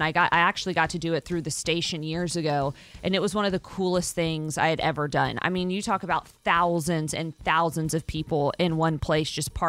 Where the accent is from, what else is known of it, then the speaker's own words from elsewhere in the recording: Abbeville, Louisiana, United States; moved away; also born or lived in Erath, Louisiana; We're from Abbeville and Erath.